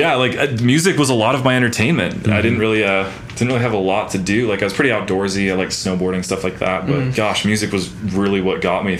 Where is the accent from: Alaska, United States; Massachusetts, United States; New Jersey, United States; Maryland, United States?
Alaska, United States; moved away as an adult; now in Utah, United States; Growing up in Alaska, I lived out in the middle of nowhere, pretty much out in the woods.